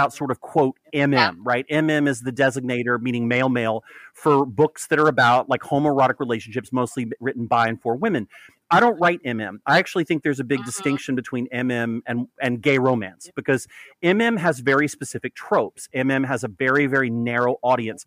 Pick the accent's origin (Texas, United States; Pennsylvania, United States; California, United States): Texas, United States; now in New York, United States; I grew up in Texas